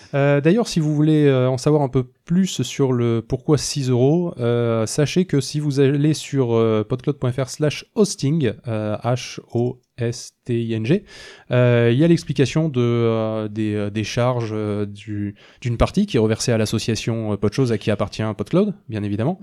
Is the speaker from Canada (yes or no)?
no; Toulouse, Occitania, France; on est toulousain